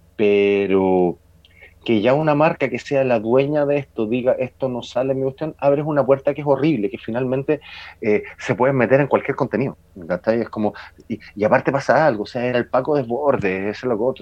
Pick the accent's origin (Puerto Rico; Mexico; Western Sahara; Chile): Chile; estudiantes normales, como somos todos los chilenos